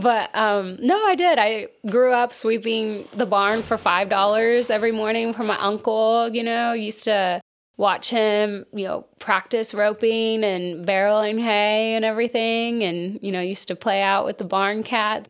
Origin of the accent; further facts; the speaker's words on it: Wichita Falls, Texas, United States; moved away; I am originally from Wichita Falls, Texas.